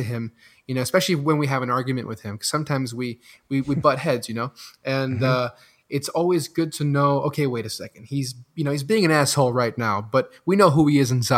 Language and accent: English; Belgium; first language French; English is a second language; moved away; also born or lived in Los Angeles, United States; I was born in LA and I was raised in Belgium